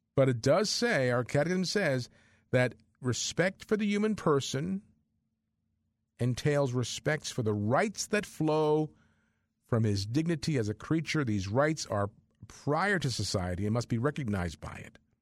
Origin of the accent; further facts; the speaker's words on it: New Brunswick, New Jersey, United States; I grew up in the New Brunswick area, so I went to Saint Peter's Elementary School and Saint Peter's High School